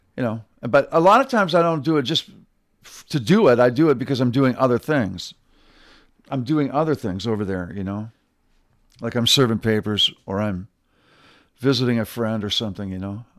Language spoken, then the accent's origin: English; Michigan, United States; moved away; I'm originally from Michigan.